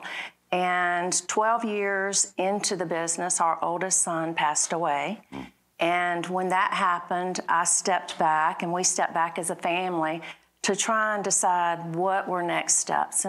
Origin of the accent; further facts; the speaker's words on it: Montgomery, Alabama, United States; I was born and raised in Montgomery and lived in the state of Alabama my whole life until I became ambassador